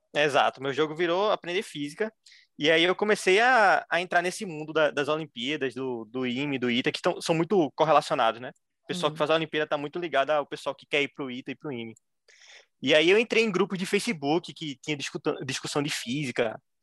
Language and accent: Portuguese; Recife, Pernambuco, Brazil; eu tenho 23 anos, sou de Recife